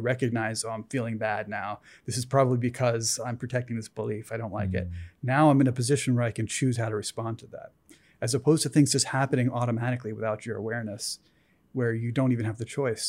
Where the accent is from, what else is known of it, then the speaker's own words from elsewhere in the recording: East Coast, United States; I'm scientist guy. I grew up on the East Coast. I came out here